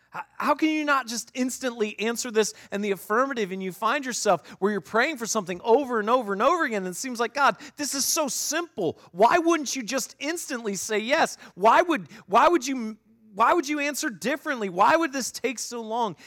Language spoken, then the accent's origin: English; Northeast Ohio, United States; moved away; I grew up in Northeast Ohio.